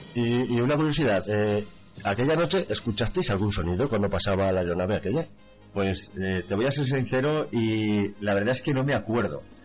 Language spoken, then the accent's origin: Spanish; Valencia, Valencian Community, Spain; now in Manises, Spain; soy de Valencia, resido actualmente en Manises